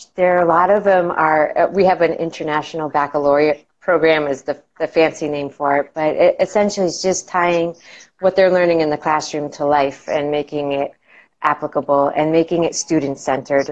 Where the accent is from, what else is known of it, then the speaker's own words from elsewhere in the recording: Massachusetts, United States; moved away as an adult; now in Florida, United States; I grew up oh. in uh, Massachusetts, uh, up in New England, and I lived there for the majority of my life